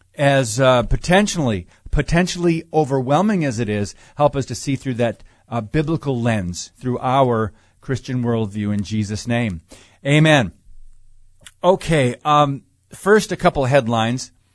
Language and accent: English; United States; I am an American